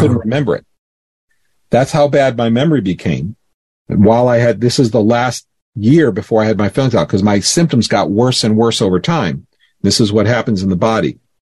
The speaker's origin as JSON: {"language": "English", "region": "Florida", "country": "United States", "tie": "born or raised there", "said": "I grew up in Florida"}